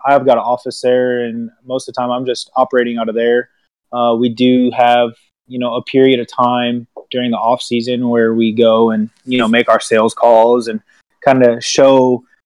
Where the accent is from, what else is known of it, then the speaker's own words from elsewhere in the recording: Washington, United States; also born or lived in Michigan; now in Paducah, United States; I grew up in Washington State and moved to Michigan.